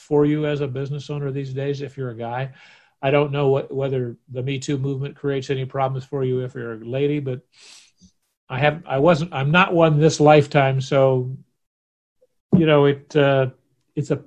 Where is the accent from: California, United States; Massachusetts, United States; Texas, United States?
California, United States; Oakland; this body was born in the Kaiser Permanente Hospital in Oakland, California on March 12th, 1948